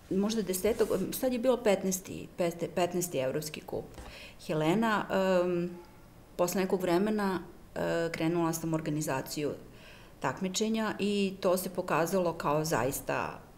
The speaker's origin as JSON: {"language": "Croatian", "country": "Serbia"}